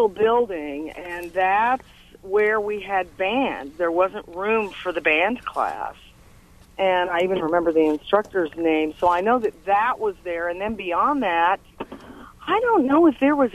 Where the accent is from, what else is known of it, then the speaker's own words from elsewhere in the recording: Bloomington, Indiana, United States; I grew up in Bloomington